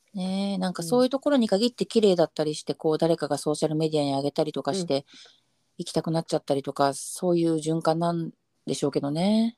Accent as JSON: {"language": "Japanese", "country": "Japan", "tie": "born or raised there", "moved": "yes", "said": "私の地元日本の地元"}